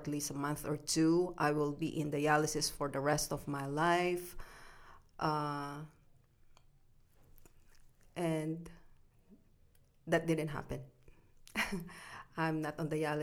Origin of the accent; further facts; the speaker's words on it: Philippines; moved away as an adult; now in Calgary, Canada; I was born and raised in the Philippines